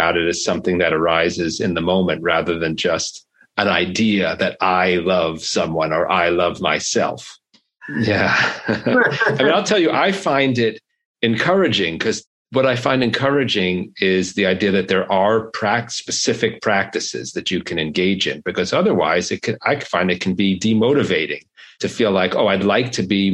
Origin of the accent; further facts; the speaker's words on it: New York City, New York, United States; I grew up in Brooklyn